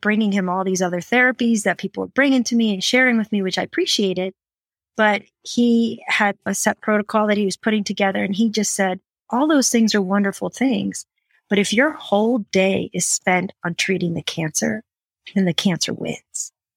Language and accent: English; Fort Collins, Colorado, United States; live in my hometown of Fort Collins